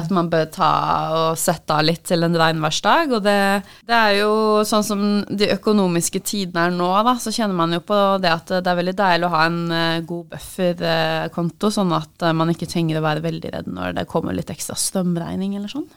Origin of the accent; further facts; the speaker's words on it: Oslo, Norway; moved away; jeg kommer fra Oslo, som er Norges største